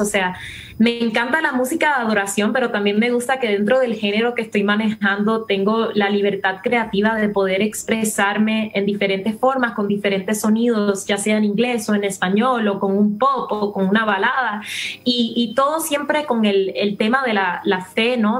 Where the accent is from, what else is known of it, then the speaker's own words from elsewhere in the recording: Puerto Rico; accent: Puerto Rican; also born or lived in Miami; si no notan mi acento, es más puertorriqueño que nada, porque allí viví toda mi vida.